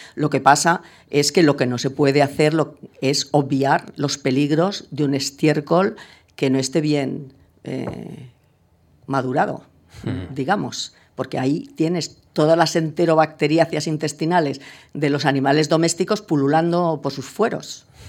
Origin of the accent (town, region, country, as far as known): Spain